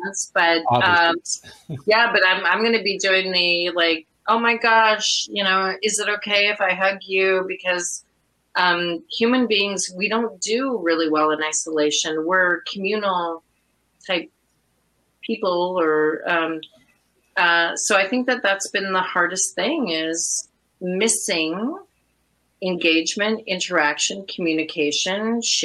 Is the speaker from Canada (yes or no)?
yes; Orleans, Ontario, Canada; we're both from Orleans